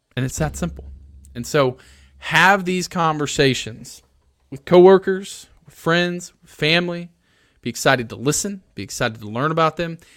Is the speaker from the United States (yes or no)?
yes; Alabama, United States; moved away; I'm originally from Alabama